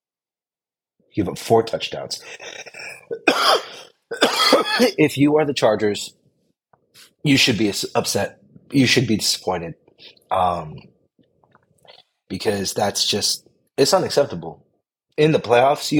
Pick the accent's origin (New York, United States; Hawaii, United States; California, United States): California, United States; Bay Area; I'm from the Bay Area. I live in the Bay Area